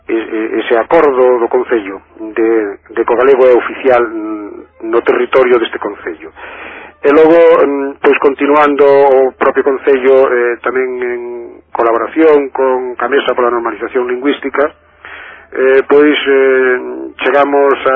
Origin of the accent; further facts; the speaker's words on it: Lubián, Castile and León, Spain; Pois eu son de Lubián.